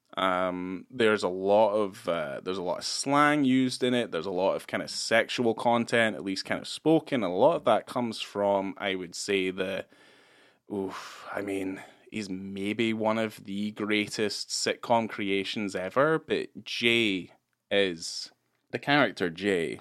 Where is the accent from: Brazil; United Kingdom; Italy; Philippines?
United Kingdom; Scotland; moved away; I grew up in Scotland